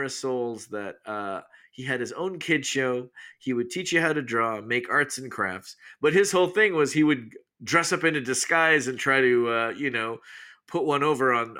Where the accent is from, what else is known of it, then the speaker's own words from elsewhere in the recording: Canada; moved away as an adult; now in Los Angeles, United States; growing up in Canada